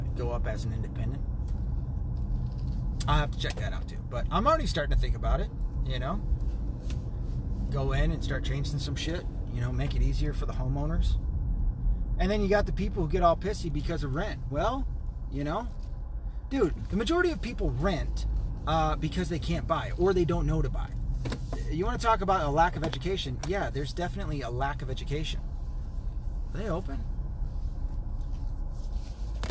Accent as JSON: {"language": "English", "region": "the South", "country": "United States", "tie": "born or raised there", "moved": "yes", "lives_now": "near Detroit, United States", "said": "I'm a kid from the South"}